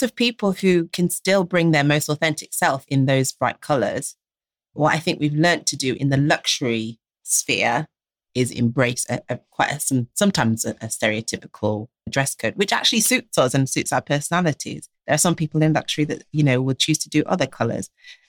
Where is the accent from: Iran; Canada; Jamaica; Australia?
Jamaica; Why? Because we're Jamaican.